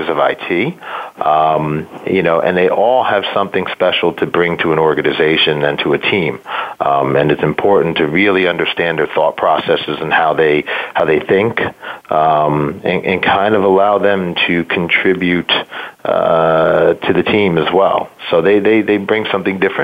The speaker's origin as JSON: {"language": "English", "region": "New York area", "country": "United States", "tie": "born or raised there", "said": "I grew up in New York, in the New York area"}